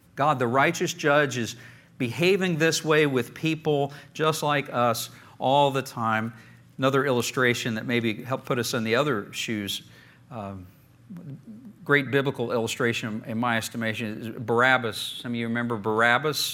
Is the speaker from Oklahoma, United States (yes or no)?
yes; Oklahoma, United States; I grew up in Oklahoma